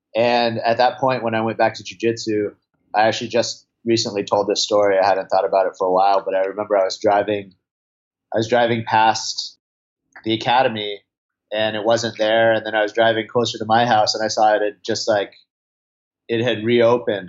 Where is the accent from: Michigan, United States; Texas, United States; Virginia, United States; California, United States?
California, United States; Santa Cruz; I'm from Santa Cruz, California. So, you know, I grew up, I grew up surfing a lot.